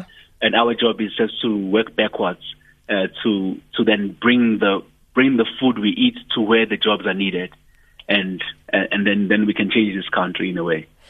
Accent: Ndwedwe, KwaZulu-Natal, South Africa; I come from Ndwedwe in KZN.

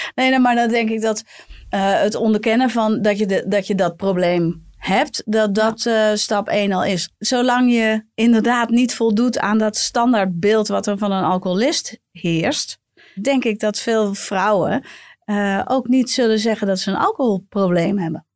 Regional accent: Bergen, North Holland, Netherlands; ik kom uit Bergen

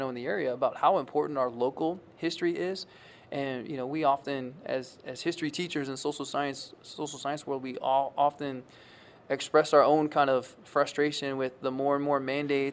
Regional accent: Kankakee, Illinois, United States; now in Western Illinois, United States; I'm from the Bradley, Bourbonnais, Kankakee area, which is kind of on the eastern side

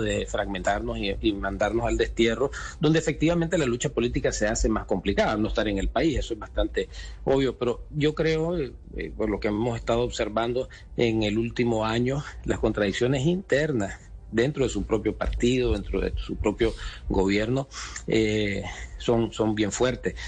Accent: Nicaragua; moved away as an adult; al final no dejamos de ser nicaragüenses

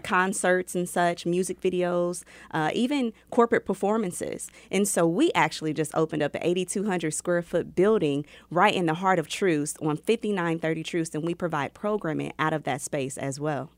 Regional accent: Kansas City, Missouri, United States; also born or lived in Chicago; I grew up right here in Kansas City, Missouri

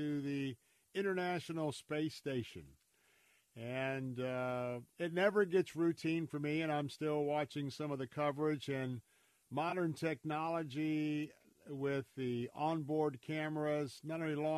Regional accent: Tampa, Florida, United States; I was born and raised here in Tampa, Florida.

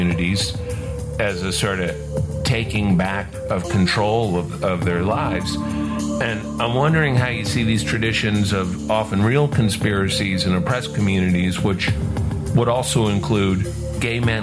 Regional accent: New Orleans, Louisiana, United States; When I was growing up in New Orleans

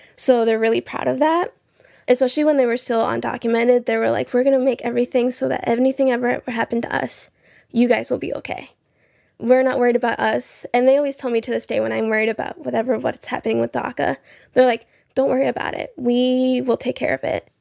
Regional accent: Belmont, Iowa, United States; also born or lived in Rio Bravo, Tamaulipas, Mexico; I'm from Belmont, Iowa.

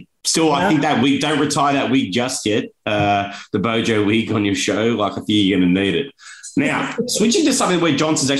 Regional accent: Australia; and unfortunately as an Australian, we know quite a bit about leadership challenges

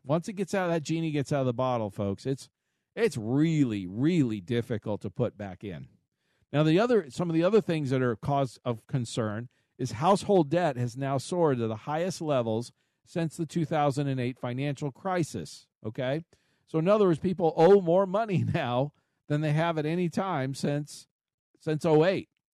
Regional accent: United States; I was born here in the United States, first generation

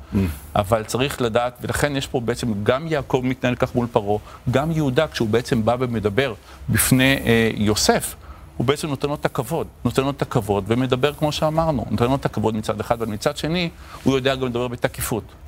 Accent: Tel Aviv, Tel Aviv District, Israel; גדלתי בשכונת התקווה

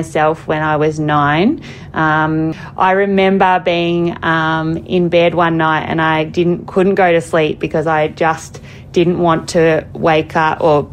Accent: Melbourne, Victoria, Australia; accent: Australian; moved away; also born or lived in Broadmeadows; There's definitely an Aussie accent there, yes. I was born and raised around Melbourne

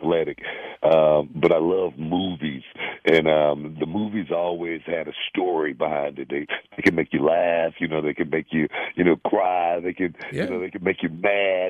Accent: Houston, Texas, United States; I'm a kid from South Park, Texas

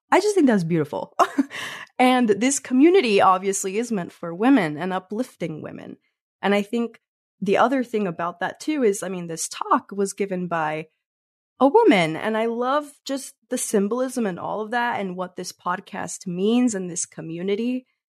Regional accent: Mexico; moved away; we're from Mexico originally

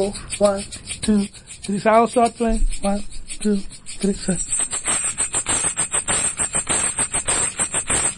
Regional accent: Cape Town, Western Cape, South Africa; growing up in Lotus River was quite special because we have a lot of music there

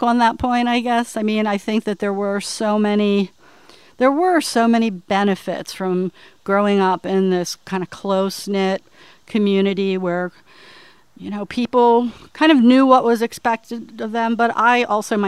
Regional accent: Dundalk, Maryland, United States; When I was growing up in Dundalk, the absolute worst thing you could say about a man is he doesn't like to work

